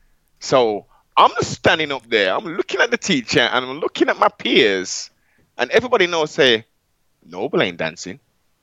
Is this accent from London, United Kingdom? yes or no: no; Birmingham, West Midlands, United Kingdom; young black males growing up in Brom.